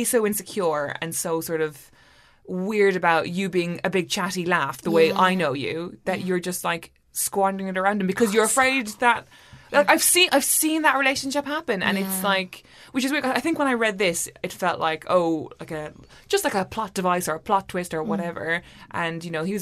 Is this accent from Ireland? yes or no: yes; Ireland; as an Irish person